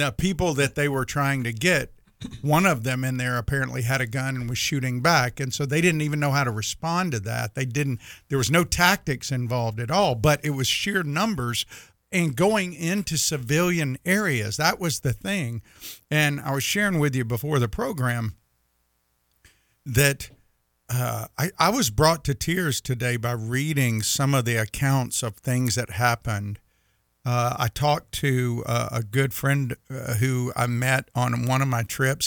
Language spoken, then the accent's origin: English; United States; we as the American people who love God